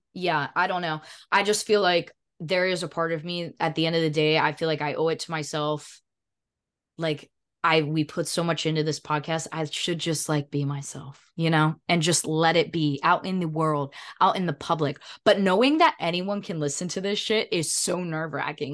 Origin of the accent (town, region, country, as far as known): Edenton, North Carolina, United States; born or raised there; moved away